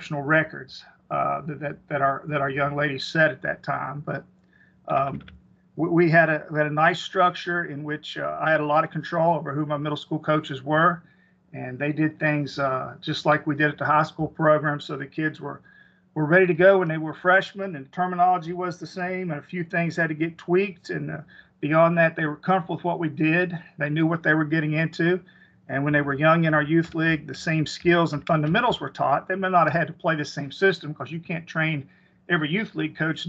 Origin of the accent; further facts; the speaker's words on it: Hinton, West Virginia, United States; I was from Hinton, West Virginia. Graduated from Hinton High School